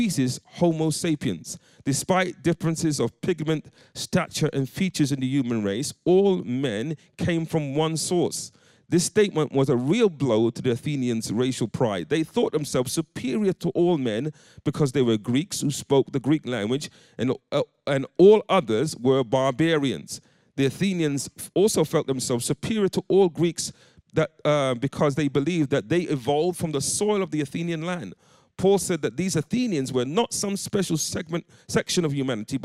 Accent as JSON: {"language": "English", "region": "London", "country": "United Kingdom", "tie": "born or raised there", "moved": "as an adult", "lives_now": "Coventry, United Kingdom", "said": "growing up in the East End of London"}